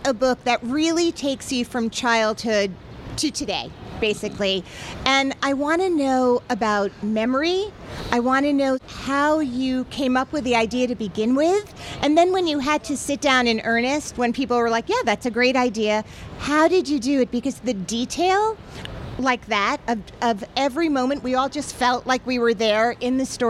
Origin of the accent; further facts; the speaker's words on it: New York, United States; As New Yorkers